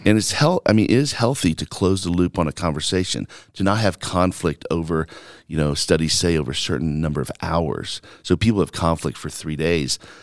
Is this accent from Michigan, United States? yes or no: no; Alabama, United States; also born or lived in New York / Mississippi; now in Longmont, United States; growing up in Alabama where there's just so much inequality and racism